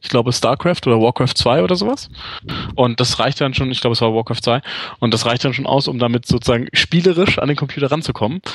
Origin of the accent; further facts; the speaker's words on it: Hanover, Lower Saxony, Germany; moved away as an adult; also born or lived in England; now in Munich, Germany; Bin In Hannover geboren und ja. Äh, war da bis ich nach dem Studium. Ja, also relativ lange. Mit der kleinen Pause, wo ich in England gelebt habe.